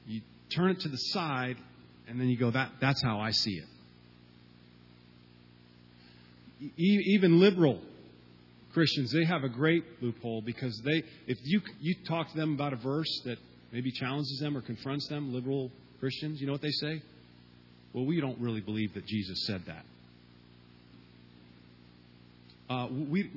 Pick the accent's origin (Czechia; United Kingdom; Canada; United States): United States; Southeast; my whole family migrated from Cuba in 1959, and then I was born, and I grew up in a small southern town